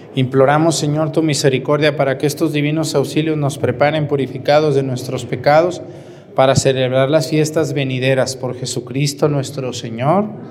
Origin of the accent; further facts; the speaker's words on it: Mexticacán, Jalisco, Mexico; moved away; voy a celebrar una misa en mi pueblo, por si quieren ir a Mexticacán, ahí en mi pueblo